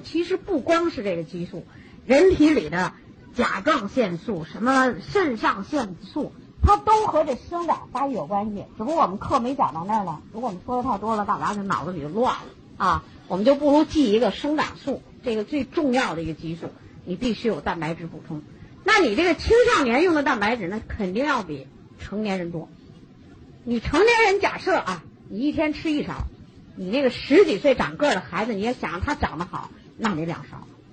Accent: China; 我们中国人

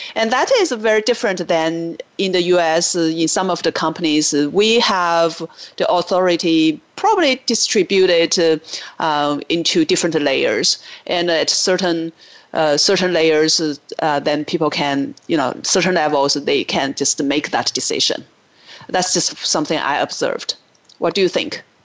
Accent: China; moved away as an adult; now in United States; I grew up in China, but I lived in the US for 20 years now.

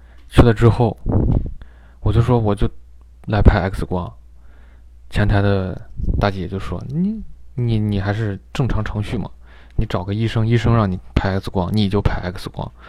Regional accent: China; now in United States; 小时候在我还懵懂的时候挨了一针，但是一下获得了两个抗体。对吧？非常完美，我觉得。但是这个就埋为日后埋下的隐忧呀。等我到了美国，人家说你这中国打的不算数

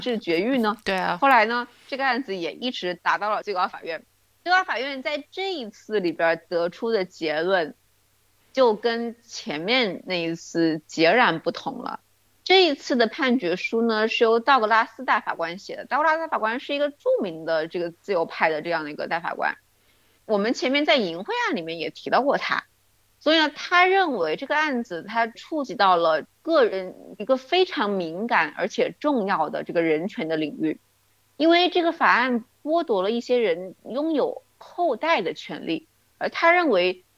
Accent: China; 我们中国人的说法嘛

